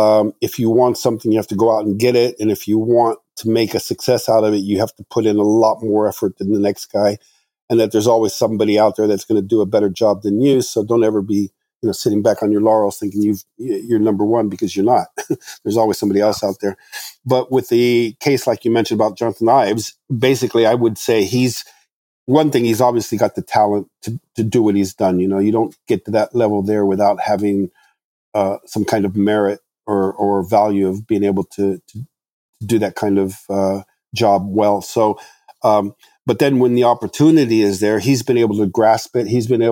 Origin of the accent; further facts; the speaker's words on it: Morocco; English is a second language; now in United States; I mean, when I grew up in Morocco, the farthest thing from my mind was going to the United States and studying car design.